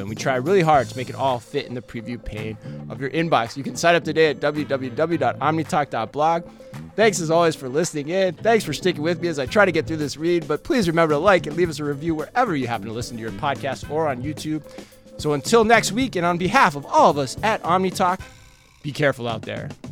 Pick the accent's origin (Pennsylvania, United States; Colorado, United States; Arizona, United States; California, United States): Arizona, United States; Tempe; moved away; my home state of Arizona